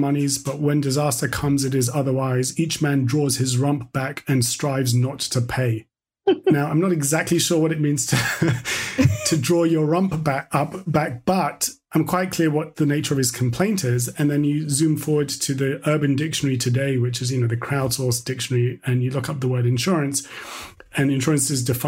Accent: London, United Kingdom; we had a dark room in our house growing up in London

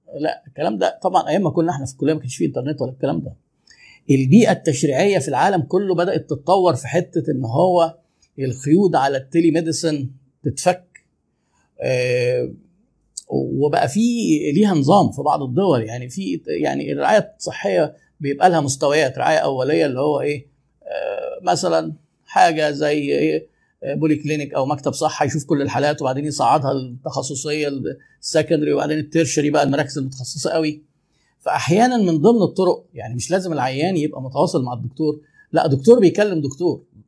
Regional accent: Egypt; احنا طبعا عندنا في مصر

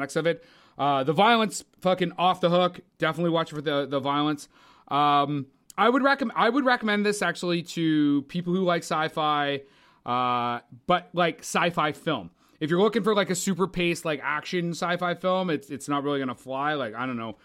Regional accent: Canada; because we're Canadian.

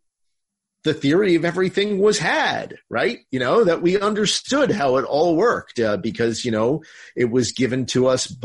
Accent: Morris County, Northern New Jersey, United States; moved away; I'm actually originally from Northern New Jersey. I grew up over in Morris County.

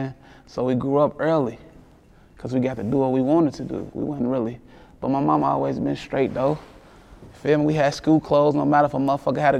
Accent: Lexington, Kentucky, United States; I'm from Winburn.

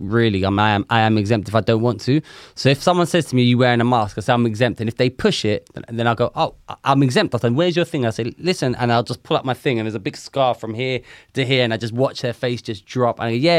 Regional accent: Manchester, North West England, United Kingdom; Listen to me. I'm from Manchester.

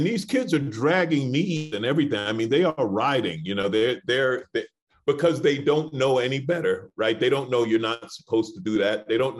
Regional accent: New York City, New York, United States; I grew up in New York City.

